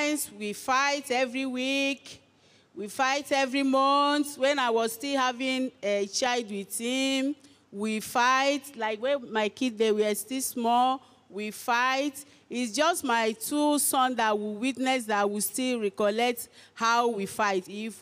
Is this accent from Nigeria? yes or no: yes; Ebonyi, Nigeria; now in Osun State, Nigeria; I'm from Ebonyi State. I reside in Osun State.